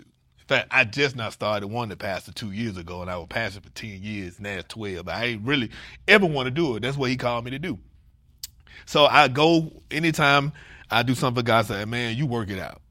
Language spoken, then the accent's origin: English; Atlanta, Georgia, United States; moved away; I'm from Atlanta